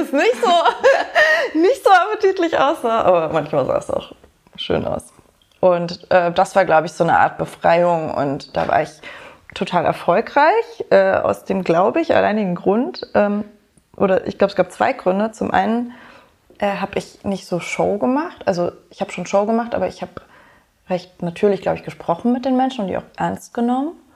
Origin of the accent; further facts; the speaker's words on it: Germany; now in Berlin, Germany; ich bin in Deutschland geboren